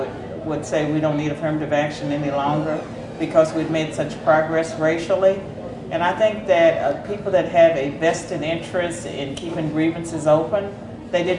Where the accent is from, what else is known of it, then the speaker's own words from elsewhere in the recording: Southwestern Virginia, United States; Chambersburg, in the shadow of Lynchburg, Virginia